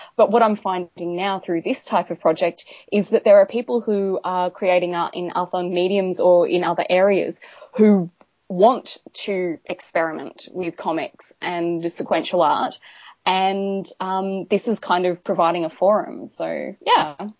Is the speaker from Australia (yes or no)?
yes; Australia; we're Australian